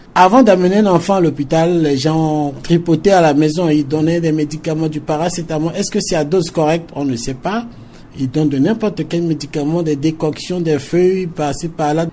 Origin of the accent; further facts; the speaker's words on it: Central African Republic; chez nous, en Centrafrique